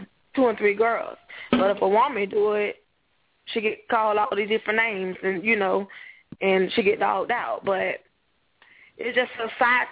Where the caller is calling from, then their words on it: Jacksonville, Florida, United States; I'm calling from Jacksonville, Florida